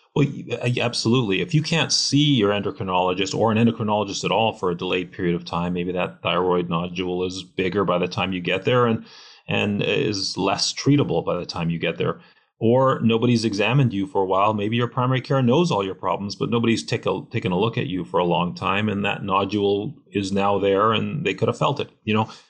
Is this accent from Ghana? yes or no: no; Canada; now in United States; I am Canadian